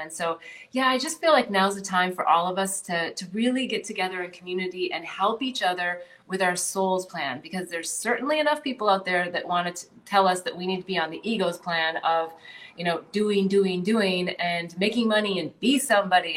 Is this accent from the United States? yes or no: yes; North Dakota, United States; moved away; also born or lived in California / New Jersey / Bali; I grew up in North Dakota. Um, you know, I grew up in a town of like 2,700 people.